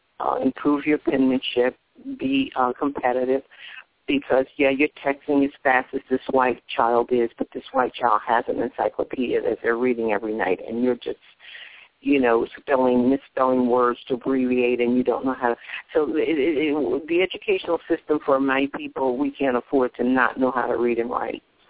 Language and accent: English; the South, United States; I grew up in the South when we had our own black schools